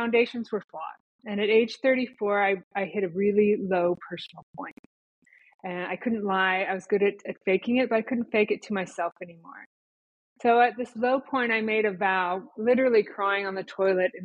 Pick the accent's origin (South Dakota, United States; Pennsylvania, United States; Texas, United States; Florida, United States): South Dakota, United States; Rapid City; moved away as an adult; also born or lived in Minneapolis / New York City area; I went from my hometown in the Black Hills of South Dakota to Minneapolis and beyond.